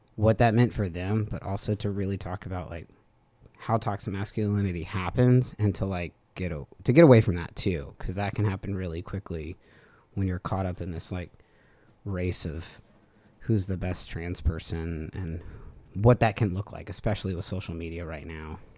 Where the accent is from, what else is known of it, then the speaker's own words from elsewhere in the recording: Baton Rouge, Louisiana, United States; also born or lived in New Orleans; I'm from Louisiana in general. I grew up in Baton Rouge